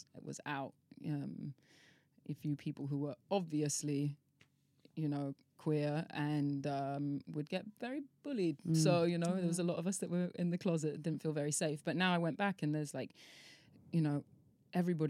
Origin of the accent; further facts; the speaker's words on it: Devon, South West England, United Kingdom; also born or lived in London; now in Ibiza, Spain; I grew up in Devon